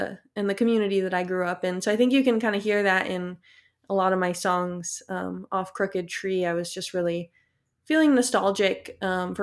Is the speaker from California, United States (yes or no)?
yes; Palo Alto, California, United States; I grew up in Palo Alto